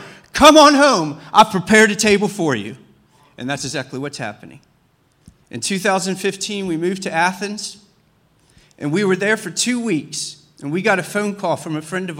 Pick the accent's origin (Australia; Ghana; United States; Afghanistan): Afghanistan; now in Germany; I got saved in Greece. I came over as a refugee. I got saved. And now, I'm not a refugee anymore. I'm a missionary from Afghanistan to Germany.